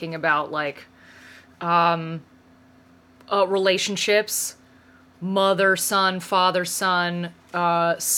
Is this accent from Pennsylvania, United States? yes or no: yes; Western Pennsylvania, United States; I grew up in Western Pennsylvania